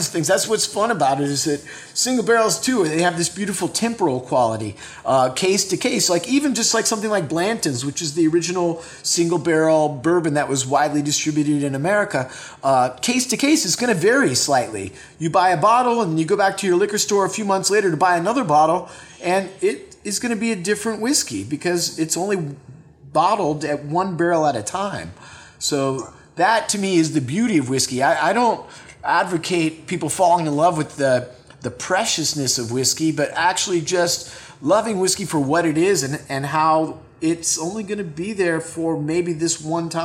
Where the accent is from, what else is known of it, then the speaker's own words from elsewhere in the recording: West Coast, United States; now in Los Angeles, United States; I grew up on the West Coast